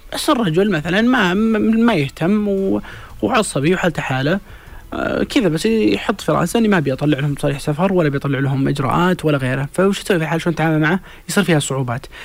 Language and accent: Arabic; Saudi Arabia; عندنا في السعودية